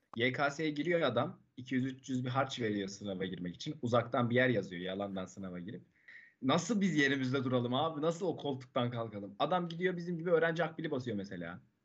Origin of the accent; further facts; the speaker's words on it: Erzincan, Turkey; moved away as an adult; now in Istanbul, Turkey; kendi memleketimden örnek vereyim. Erzincan'da mesela.